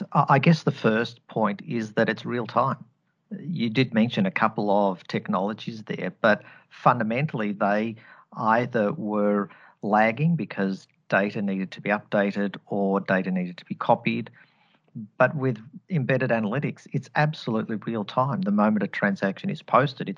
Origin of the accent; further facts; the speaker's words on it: Australia; accent: Australian twang; I'm Australian born and bred, hence the accent. So apologies if you are hearing an Australian twang coming through the line here.